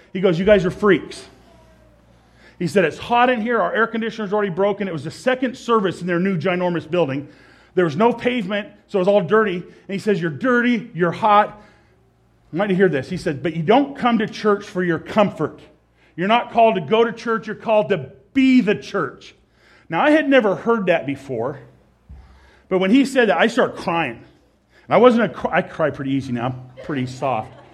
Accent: Nebraska, United States; moved away as an adult; also born or lived in Idaho; my home state, Nebraska

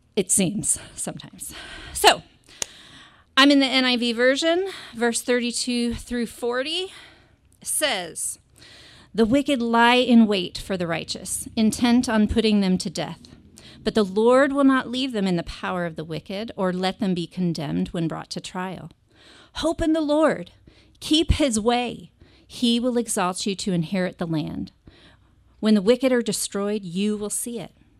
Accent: Monterey, California, United States; moved away as an adult; this is my hometown

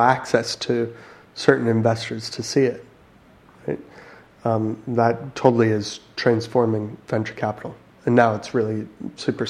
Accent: United States; moved away; I'm American.

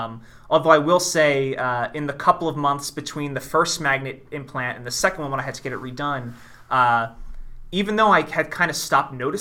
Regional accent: Philadelphia, Pennsylvania, United States; I'm from Philadelphia

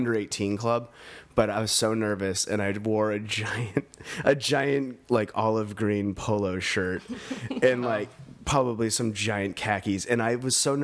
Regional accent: Portland, Maine, United States; I grew up in Maine, so it was a lot of snow and cold and a lot of poor people.

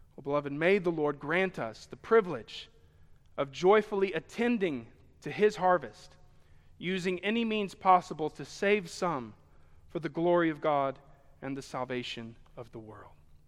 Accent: Sheffield, Alabama, United States; Here in Alabama, and I was born in Sheffield and spent most of my, my, my days here

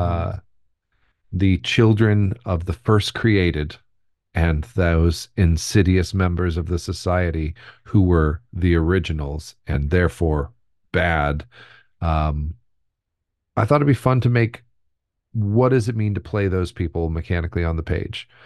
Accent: United States; We're Americans.

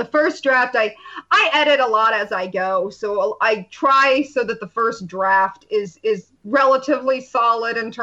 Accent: about a 90-minute drive from Cleveland, Rust Belt, United States; I grew up about a 90-minute drive from Cleveland

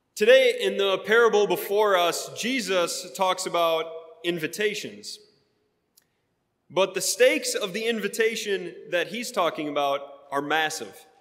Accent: Wisconsin, United States; now in Sharpsburg, United States; I grew up in Wisconsin

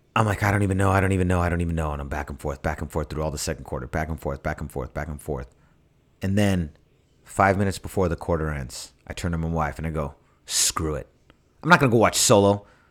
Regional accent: San Francisco, California, United States; I'm from Mission and 23rd

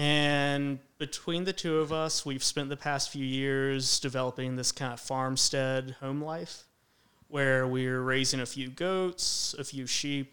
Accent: Roanoke, Virginia, United States; also born or lived in Radford, Virginia; I grew up in the Roanoke area

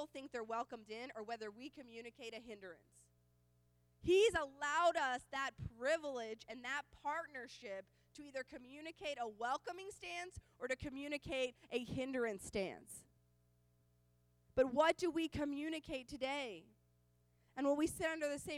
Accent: Oklahoma, United States; I grew up in Oklahoma, and I know that I grew up around a lot of Oklahoma men

